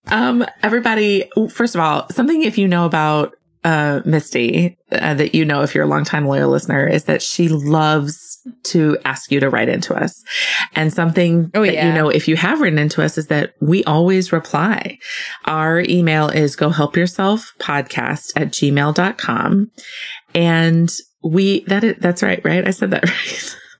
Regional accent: Southwest, United States; I'm from the Southwest, where there is an abundance of open sky and sunlight. I now live in the Pacific Northwest

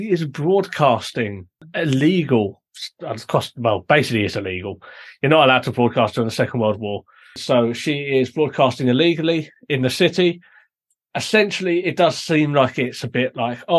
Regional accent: United Kingdom

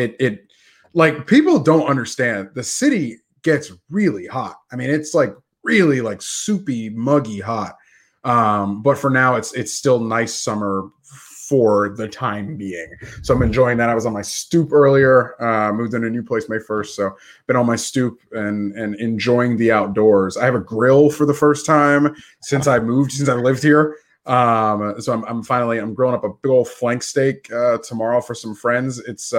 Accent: Gainesville, Florida, United States; moved away as an adult; also born or lived in Connecticut; now in New York, United States; Like, I grew up in Gainesville, Florida.

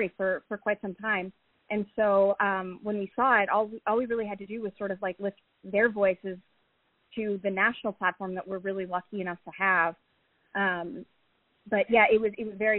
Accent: Chicago, Illinois, United States; I'm from Chicago

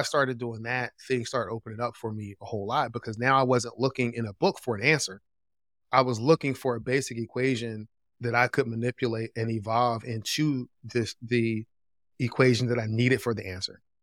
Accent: Philadelphia, Pennsylvania, United States; moved away as an adult; also born or lived in Greensboro, North Carolina; I grew up in Philadelphia

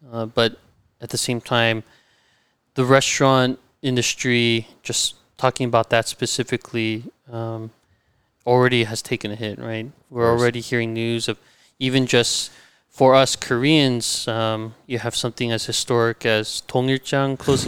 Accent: La Cañada, California, United States; Born and raised in La Cañada. Uh-huh. And that's where, you know, our journey began.

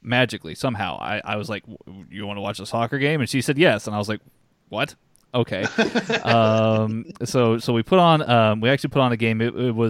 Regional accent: United States; As an American, it can be, you don't have that geographic attachment.

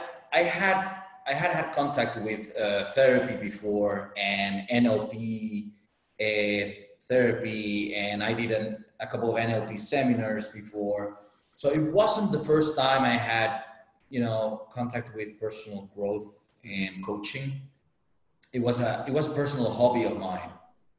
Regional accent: Las Palmas, Canary Islands, Spain; That's my hometown, my home island. My hometown is Las Palmas.

